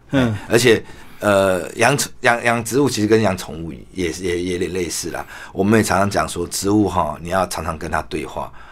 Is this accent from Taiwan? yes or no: yes; Taiwan; 我们台湾话，我们行业里面在台湾话有讲究，回金回头啦。